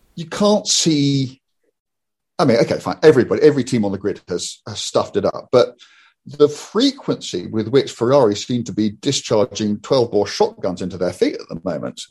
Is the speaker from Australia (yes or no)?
no; United Kingdom; we're British